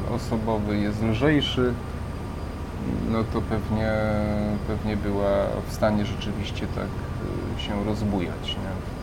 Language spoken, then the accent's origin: Polish; Przemyśl, Subcarpathian Voivodeship, Poland; moved away; ja tam niedaleko pochodzę z Przemyśla, prawda, spod Przemyśla